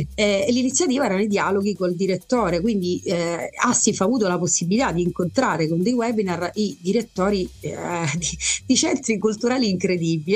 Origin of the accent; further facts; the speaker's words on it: Sicily, Italy; da da siciliana